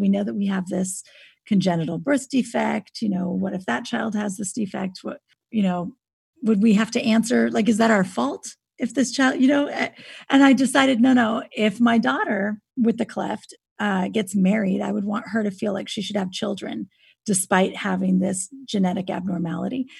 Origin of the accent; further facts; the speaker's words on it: Napa Valley, California, United States; now in Austin, United States; I grew up in California. I grew up in Napa Valley